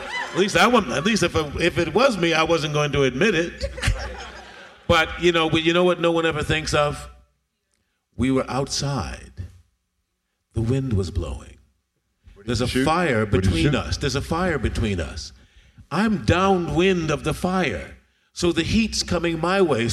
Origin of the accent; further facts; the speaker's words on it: New York, United States; I'm from New York